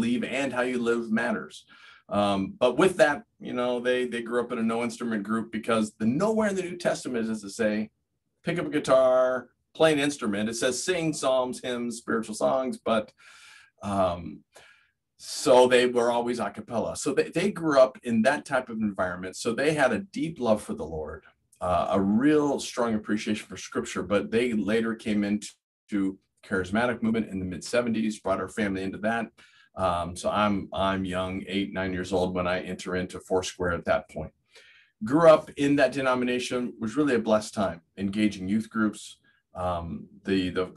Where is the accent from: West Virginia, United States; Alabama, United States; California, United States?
California, United States; moved away as an adult; also born or lived in Fresno, California; now in Steubenville, Ohio, United States; I grew up in California. We're California natives, myself, my wife, my parents, her parents, and for many generations